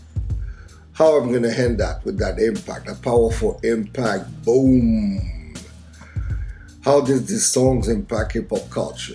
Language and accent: English; Montreal, Quebec, Canada; my hometown of Montreal